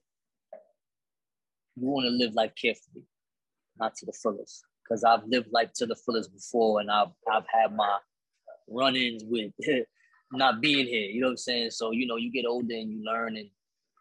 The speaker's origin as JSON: {"language": "English", "town": "New York City", "region": "New York", "country": "United States", "tie": "born or raised there", "said": "growing up in Spanish Harlem"}